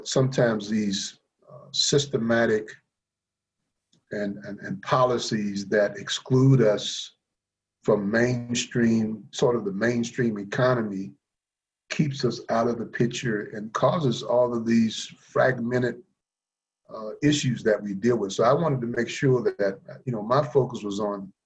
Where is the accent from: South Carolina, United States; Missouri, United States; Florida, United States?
South Carolina, United States; Columbia; also born or lived in Virginia; as a person growing up in Columbia, South Carolina